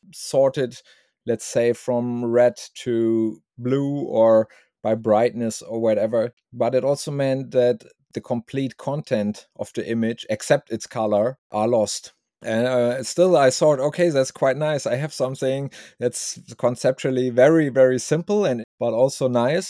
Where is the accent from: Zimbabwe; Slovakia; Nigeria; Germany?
Germany; from Germany